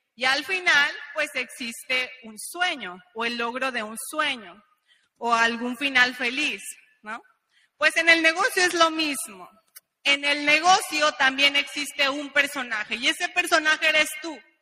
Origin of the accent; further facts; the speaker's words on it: Mexico; unos mexicanos acá en Honduras